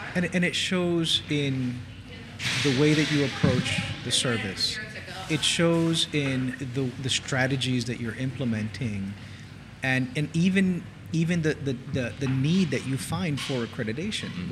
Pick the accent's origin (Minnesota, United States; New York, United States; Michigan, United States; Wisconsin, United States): New York, United States; also born or lived in New Jersey; now in Port St. Lucie, United States; I, grew up in New York and I and I come from New Jersey